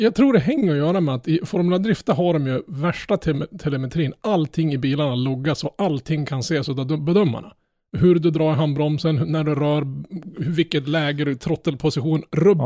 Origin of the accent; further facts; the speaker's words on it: Norrland, Sweden; Jag som är norrlänning